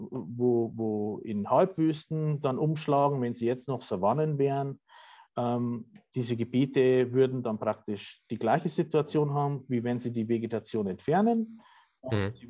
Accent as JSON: {"language": "German", "region": "Bavaria", "country": "Germany", "tie": "born or raised there", "said": "ich sage jetzt mal aus meiner Heimat, dem, äh, dem bayerischen äh, Lösshügelland."}